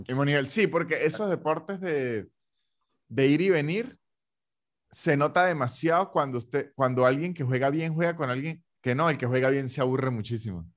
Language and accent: Spanish; Venezuela; now in Argentina